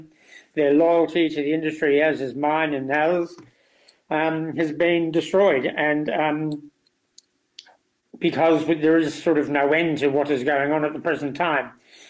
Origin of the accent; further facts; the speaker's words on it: New Zealand; born there; I came from a strong food background. I was born in New Zealand, in a country town.